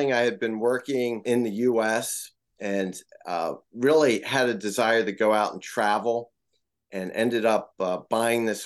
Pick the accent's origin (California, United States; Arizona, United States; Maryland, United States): Maryland, United States; also born or lived in Tokyo, Japan; now in Boston, United States